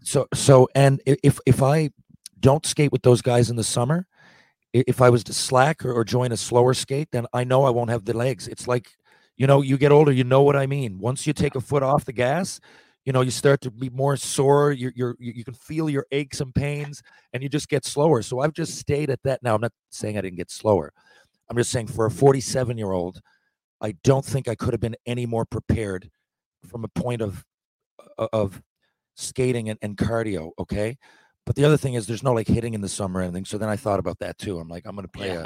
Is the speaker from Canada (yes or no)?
yes; Newfoundland and Labrador, Canada; I take pride in being a Newfoundlander